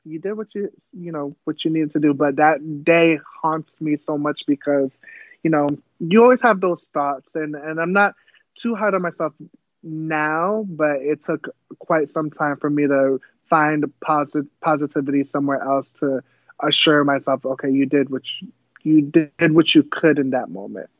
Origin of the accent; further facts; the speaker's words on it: Pawtucket, Rhode Island, United States; first language Cape Verdean Creole; English is a second language; I was actually born in Rhode Island, um, which is up north. It's a very, very small place. I was born in Pawtucket.